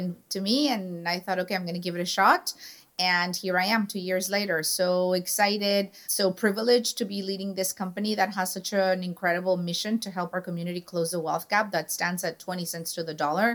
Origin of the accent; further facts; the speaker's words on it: Tijuana, Baja California, Mexico; we lived in the border. I'm a border girl. I'm from Tijuana.